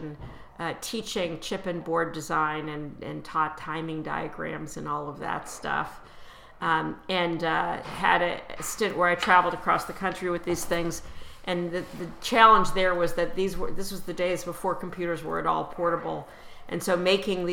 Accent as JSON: {"language": "English", "town": "Chicago", "region": "Illinois", "country": "United States", "tie": "born or raised there", "also_born_or_lived": "Washington, D.C. area / New York", "moved": "yes", "said": "when I was growing up in Chicago, I lived near the Art Institute"}